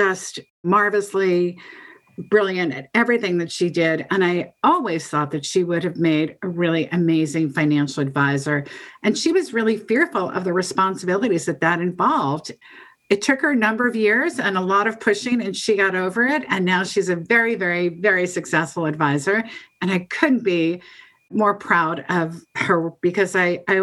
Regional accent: New York City suburbs, United States; I spent about 15 years in the suburbs

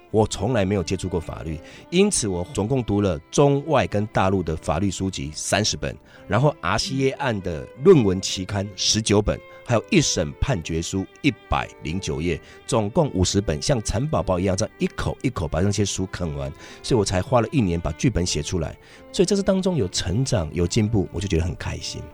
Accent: Shalu, Taichung, Taiwan; 我小时候在外婆家长大，我是出生在台中县沙鹿镇

